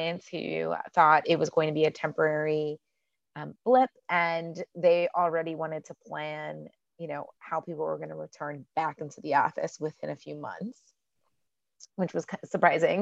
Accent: Houston, Texas, United States; also born or lived in Washington, D.C.; now in Dallas, United States; I am originally from Houston, actually, but I spent a lot of my career in Washington, D.C.

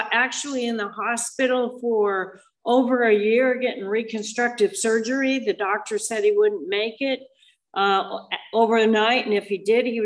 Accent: Moab, Utah, United States; moved away as an adult; also born or lived in Scottsdale, Arizona; I was raised in Moab, Utah until I was 19.

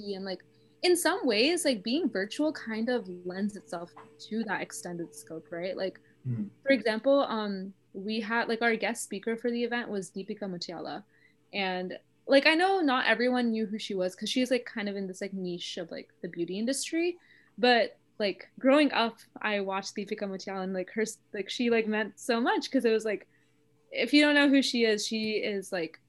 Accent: South India, India; I'm South Indian and like we celebrate Navratri with Golu

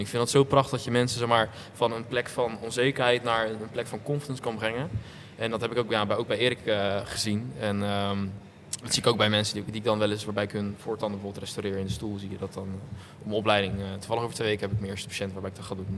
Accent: Rotterdam area, South Holland, Netherlands; ik kom, nou, niet, niet per se echt uit Rotterdam. Ik kom uit de randstad van Rotterdam

